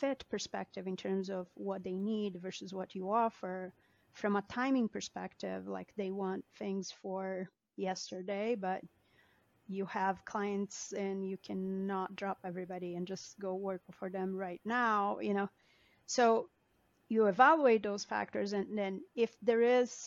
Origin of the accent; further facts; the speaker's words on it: Brazil; moved away as an adult; also born or lived in Denver; now in United States; I am an immigrant. I was born and raised in Brazil. I have been in the U.S. for 20 years